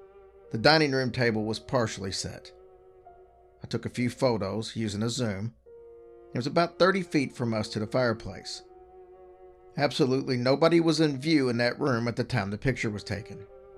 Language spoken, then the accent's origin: English; Louisville, Kentucky, United States; We grew up in Louisville, Kentucky, but we've gone traveling on girlfriend trips almost every year.